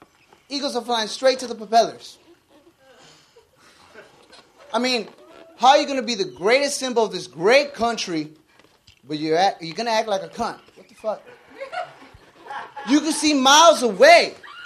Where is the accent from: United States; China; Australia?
United States; Los Angeles, California; Here in Hollywood. Born and raised.